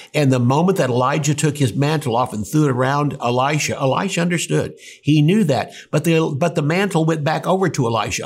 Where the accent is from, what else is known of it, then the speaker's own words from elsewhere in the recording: Tulsa, Oklahoma, United States; I was from Tulsa